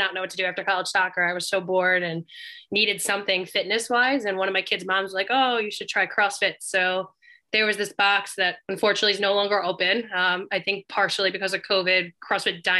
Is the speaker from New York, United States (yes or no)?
yes; Massapequa, New York, United States; I grew up in Massapequa